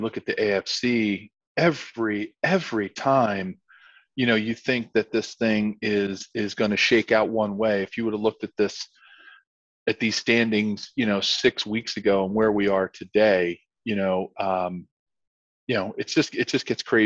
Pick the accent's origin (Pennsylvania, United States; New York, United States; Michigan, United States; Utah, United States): Pennsylvania, United States; Philadelphia; Growing up in Pennsylvania and in Philadelphia